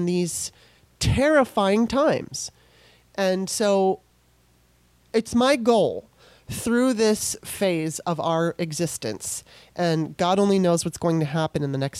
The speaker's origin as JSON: {"language": "English", "region": "California", "country": "United States", "tie": "born or raised there", "also_born_or_lived": "Maryland", "moved": "as an adult", "said": "My mom and dad split up when I was 3. We're originally from Maryland. And so she moved me, you know, my mom moved us out to California"}